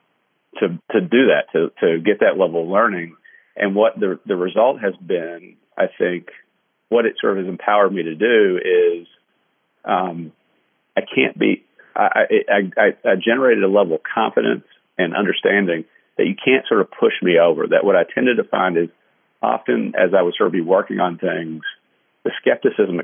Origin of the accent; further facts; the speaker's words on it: Kentucky, United States; moved away; I'm from Kentucky